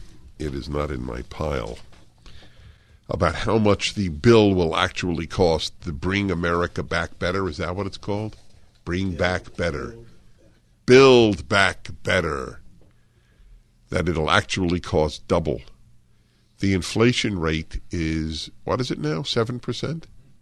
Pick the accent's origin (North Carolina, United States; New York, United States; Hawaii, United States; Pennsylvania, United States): New York, United States; Brooklyn; moved away as an adult; I was raised in Brooklyn, my husband in Queens. Our three children were born in Manhattan. I was a New York supremacist.